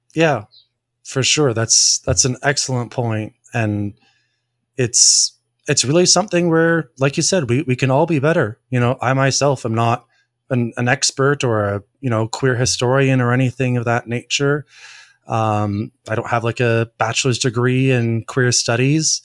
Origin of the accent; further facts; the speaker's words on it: Ontario, Canada; I'm from Ontario.